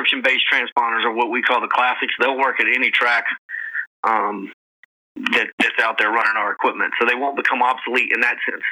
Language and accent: English; Florida, United States; now in Atlanta, United States; I'm from Florida, but I've lived in Atlanta since 1995